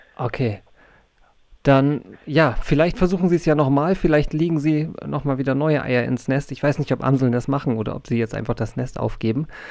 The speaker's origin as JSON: {"language": "German", "area": "North Frisia", "region": "Schleswig-Holstein", "country": "Germany", "tie": "born or raised there", "moved": "yes", "said": "Ich bin ja irgendwie in Nordfriesland aufgewachsen"}